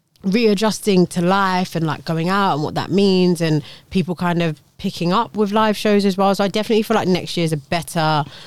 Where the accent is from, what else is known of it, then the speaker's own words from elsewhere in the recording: London, United Kingdom; Oh, I'm going home for Christmas. Someone was like, where are you going? I was like, Edgware.